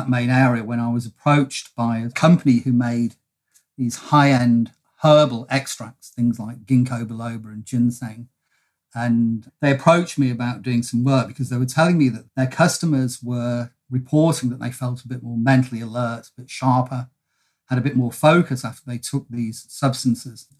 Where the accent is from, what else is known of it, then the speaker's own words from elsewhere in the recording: United Kingdom; now in Melbourne, Australia; I am a POM from the UK originally